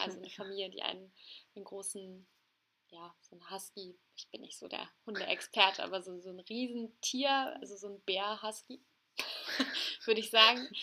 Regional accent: Hamburg, Germany; Ich bin 23 Jahre alt und bin aufgewachsen in Hamburg

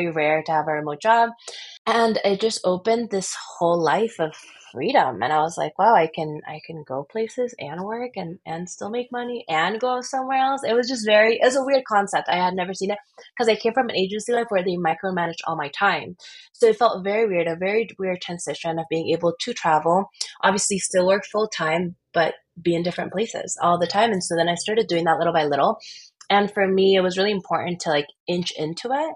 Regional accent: Miami, Florida, United States; also born or lived in Lima, Peru / Chicago; I was born in Lima, Lima, Peru. All my family is Japanese descent. So we actually migrated to the US when I was 7. So I went to Chicago for 4, and then we went to Miami for the rest of it

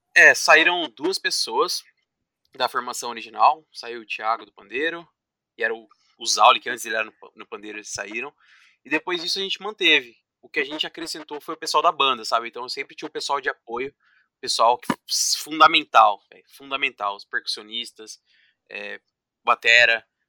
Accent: Paulínia, São Paulo, Brazil; sou aqui da cidade de Paulínia, aqui do lado de Campinas

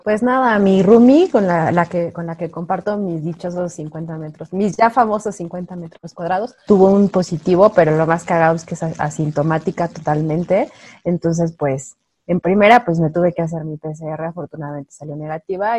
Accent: Mexico

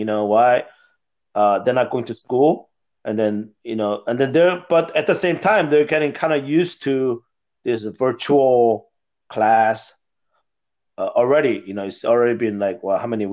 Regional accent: Seoul, South Korea; moved away; also born or lived in Texas; I was born in Seoul, Korea.

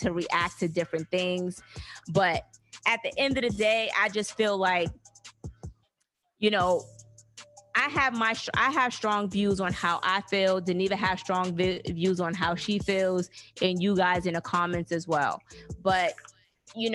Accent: Alabama, United States; we are from Alabama

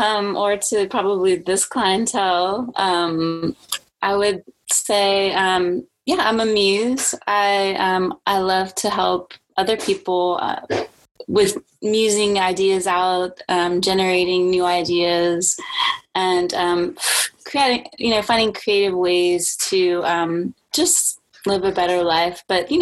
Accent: New Orleans, Louisiana, United States; also born or lived in Germany / Spain; So I was born in Germany, and then we lived in Spain for about 5 years. And then, then we moved to New Orleans, which is not a place where you would imagine the military to be.

